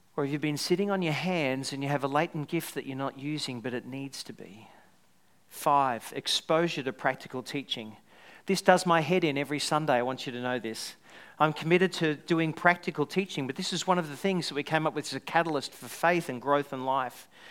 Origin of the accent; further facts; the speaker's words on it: Australia; also born or lived in Scotland; I was someone who was Australian going to Scotland, really deep down I'm Scottish.